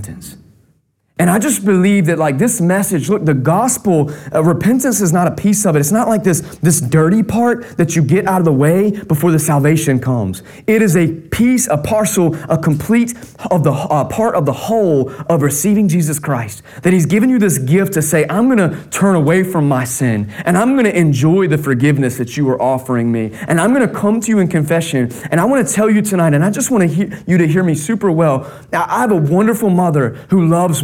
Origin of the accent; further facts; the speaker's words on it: North Carolina, United States; I grew up in North Carolina